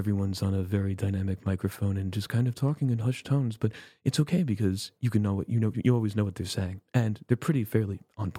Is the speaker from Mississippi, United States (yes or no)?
no; South Florida, United States; I'm from South Florida